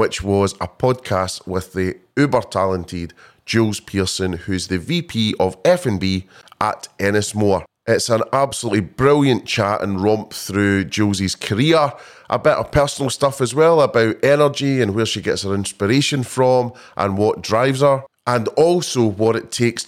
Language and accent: English; Scotland, United Kingdom; being a Scotsman